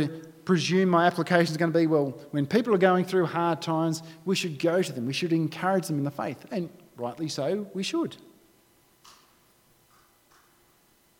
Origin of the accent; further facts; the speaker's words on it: Australia; being an Australian